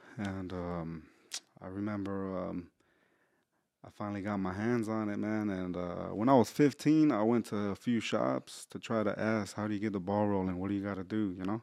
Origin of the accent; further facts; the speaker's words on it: Houston, Texas, United States; I was raised in Spring Branch